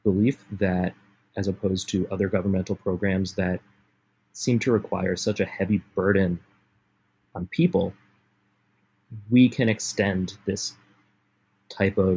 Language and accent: English; Rhode Island, United States; moved away as an adult; now in Los Angeles, United States; I'm originally from Rhode Island, moved out here about 10 years ago for school and never left.